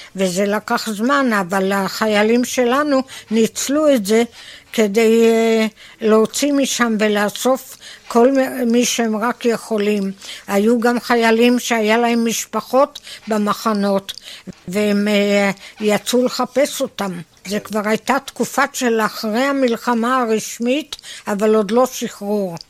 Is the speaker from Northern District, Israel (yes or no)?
yes; Tel Adashim, Northern District, Israel; born or raised there